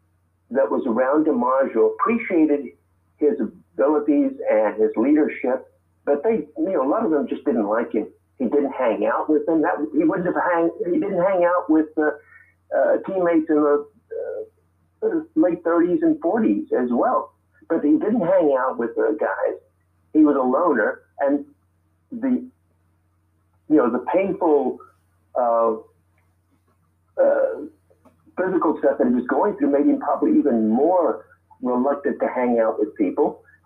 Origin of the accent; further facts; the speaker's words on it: Texas, United States; I'm Mexican American. I'm 74 years old, Matthew. I grew up in that period of the 50s, watching old, broken down major leaguers playing semi-pro ball in Texas.